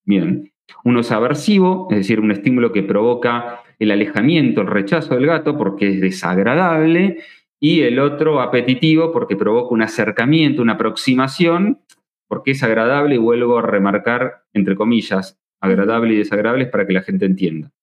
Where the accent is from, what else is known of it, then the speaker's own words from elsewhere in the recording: Argentina; soy argentino